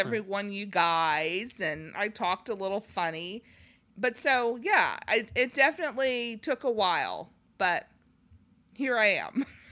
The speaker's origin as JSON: {"language": "English", "town": "Los Angeles", "region": "California", "country": "United States", "tie": "born or raised there", "moved": "yes", "said": "we had grown up in large cities, um, and he's from Minneapolis, I'm from Los Angeles"}